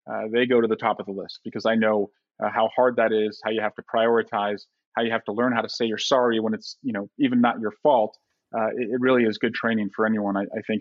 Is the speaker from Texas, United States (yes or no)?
no; California, United States; Like, you know, I'm from California. I love red wine.